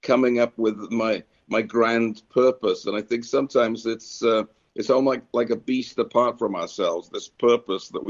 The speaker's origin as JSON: {"language": "English", "country": "United Kingdom", "tie": "born or raised there", "moved": "yes", "said": "I grew up in Britain, so we love fruitcake over there"}